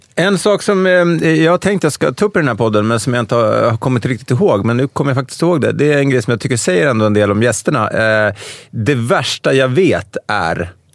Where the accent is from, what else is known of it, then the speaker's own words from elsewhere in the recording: Norrköping, Östergötland, Sweden; jag är född i Norrköping